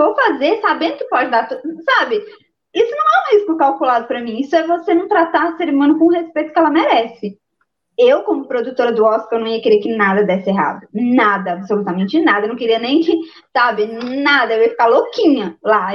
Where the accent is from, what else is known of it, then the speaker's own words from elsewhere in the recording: Minas Gerais, Brazil; eu sou mineira